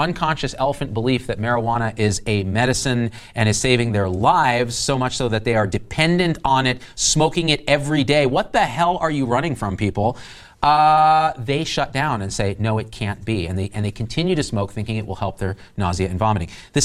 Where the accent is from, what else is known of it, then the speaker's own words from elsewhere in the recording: Central Valley of California, United States; I grew up in Central Valley of California